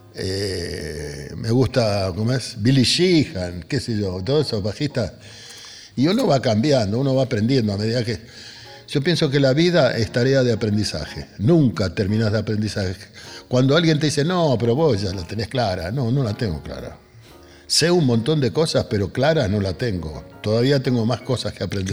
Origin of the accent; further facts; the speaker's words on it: Buenos Aires, Argentina; also born or lived in Río Cuarto, Córdoba; now in Quilmes, Argentina; yo fui a parar a la casa de mi abuela, ahí en Barracas, en la calle Pinzón y Patricios